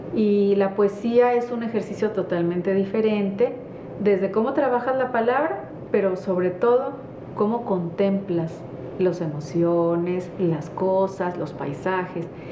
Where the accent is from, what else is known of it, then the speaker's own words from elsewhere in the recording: northern Mexico, Mexico; nosotros los norteños